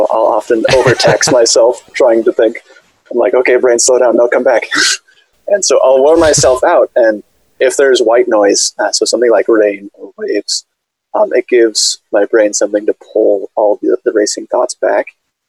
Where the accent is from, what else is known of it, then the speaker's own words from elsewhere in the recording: Gresham, Oregon, United States; also born or lived in Utah; I was born in Utah, but for the most part, I lived in Portland, Oregon, a town called Gresham, just east of Portland. We moved there when I was very little